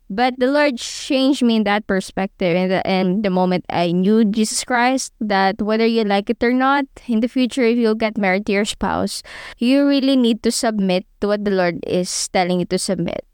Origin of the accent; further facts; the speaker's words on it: Philippines; me as a Filipina